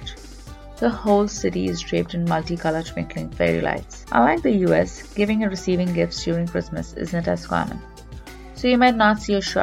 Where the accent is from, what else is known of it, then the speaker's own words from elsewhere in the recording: India; Growing up in India